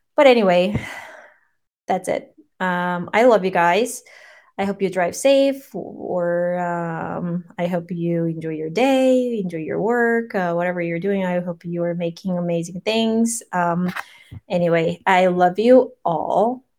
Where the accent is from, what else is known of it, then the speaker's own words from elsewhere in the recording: Seoul, South Korea; English is a second language; moved away as an adult; now in United States; I grew up in Korea